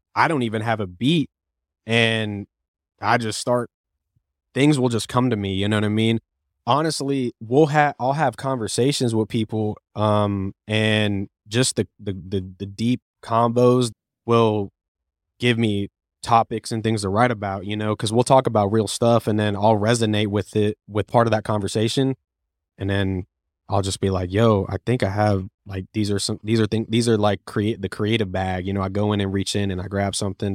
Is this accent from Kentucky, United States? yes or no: no; Cape Coral, Florida, United States; also born or lived in Lakeland, Florida; I was born and raised in Cape Coral, Florida, and then I moved to Lakeland in two thousand twelve